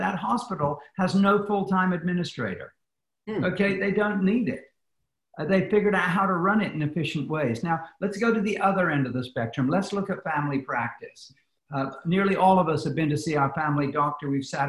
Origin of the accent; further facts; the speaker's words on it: United Kingdom; now in United States; Because I come from the British system, which has a socialized medical system, I understand what you see of socialism.